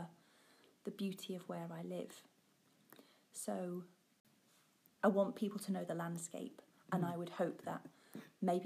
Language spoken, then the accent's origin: English; Suffolk, East Anglia, East of England, United Kingdom; now in Yorkshire, United Kingdom; I'm not from Yorkshire. I'm from Suffolk in East Anglia.